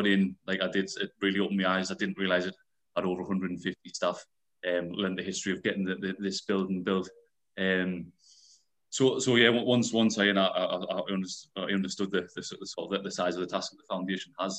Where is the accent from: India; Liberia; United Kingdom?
United Kingdom; I'm a local lad. I was brought up in Rogue, about 5 minutes walk from the Beacon itself